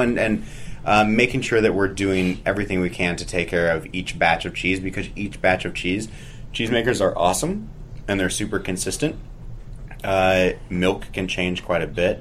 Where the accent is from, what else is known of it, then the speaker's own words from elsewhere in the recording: St. Louis, Missouri, United States; also born or lived in San Francisco / Oakland / Washington, D.C.; now in Greensboro, Vermont, United States; I grew up in St. Louis, I moved to San Francisco, uh, lived in Oakland, and then moved to D.C.